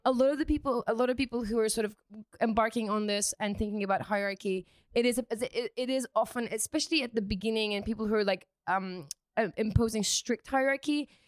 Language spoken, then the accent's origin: English; United Kingdom; I'm British, so I say fancy